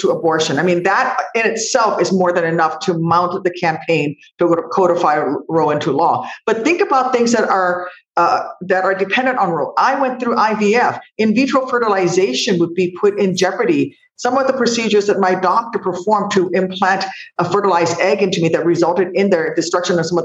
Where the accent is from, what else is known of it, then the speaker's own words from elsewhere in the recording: Illinois, United States; I'm from Illinois